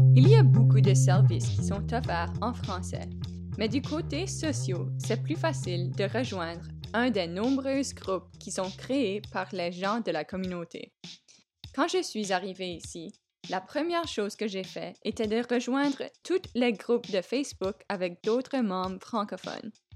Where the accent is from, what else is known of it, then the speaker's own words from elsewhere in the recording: Canada; accent: Acadian; moved away as an adult; now in British Columbia, Canada; Vous reconnaissez peut-être mon accent Et eh oui, je suis acadienne